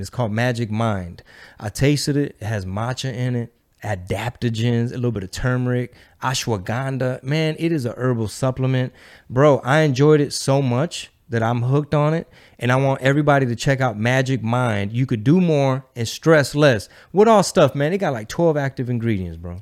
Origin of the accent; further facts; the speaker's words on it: Houston, Texas, United States; Houston, Texas, my number one market, my home base, my, my hometown